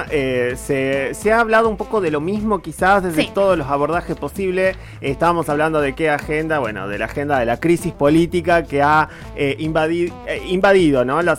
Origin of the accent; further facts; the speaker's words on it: Patagonia, Argentina; Mis sadres mm. son de Junín, provincia de Buenos Aires, y yo soy de la Patagonia.